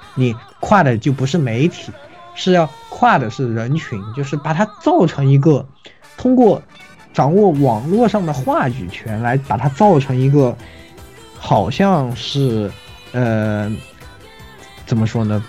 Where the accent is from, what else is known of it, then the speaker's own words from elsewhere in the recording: China; 比我们中国人要强太多